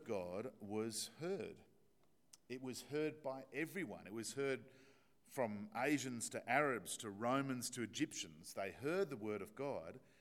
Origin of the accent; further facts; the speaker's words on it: Australia; accent: Australian; my Australian accent